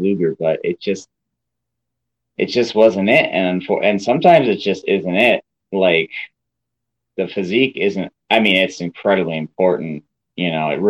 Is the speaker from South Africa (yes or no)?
no; Albany, New York, United States; It was their first event in Albany, New York, hometown